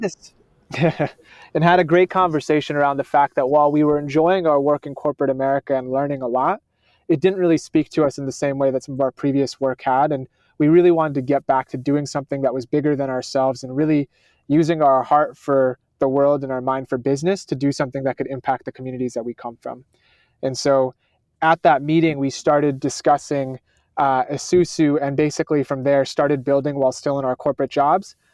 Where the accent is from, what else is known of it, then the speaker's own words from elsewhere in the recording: Schenectady, New York, United States; I grew up in Schenectady, New York